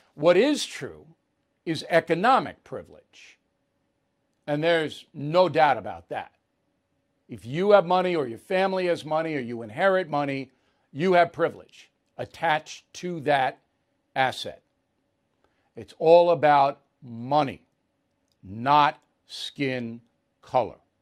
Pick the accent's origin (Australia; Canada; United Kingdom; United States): United States; Levittown, New York; I grew up in Levittown, New York